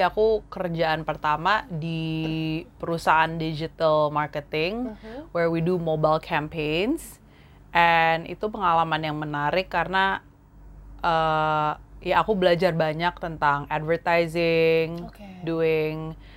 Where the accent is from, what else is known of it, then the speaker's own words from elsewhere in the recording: Jakarta, Indonesia; also born or lived in Singapore / United States; aku uh, lahirnya di Jakarta. hmm. Jadi asli dari sini, keluarga aku di sini. Terus kebanyakan besar di Jakarta juga